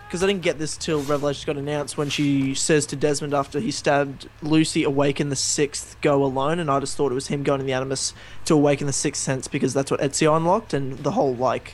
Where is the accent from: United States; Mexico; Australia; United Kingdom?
Australia; because I'm Australian